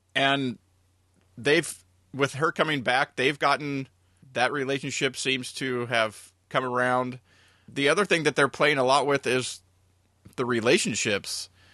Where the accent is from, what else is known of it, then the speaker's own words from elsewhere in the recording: United States; as an American that grew up